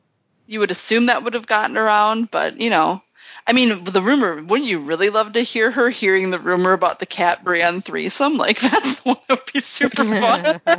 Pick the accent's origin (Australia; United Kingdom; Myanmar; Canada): Australia; Each time I say out loud, me, I'm here, I'm Australian, good day.